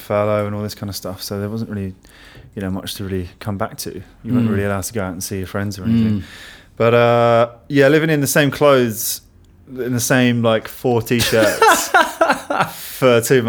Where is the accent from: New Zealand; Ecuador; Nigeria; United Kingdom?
United Kingdom; London; We're all from London, but they retired 5 years ago, so they got out at the right time, really.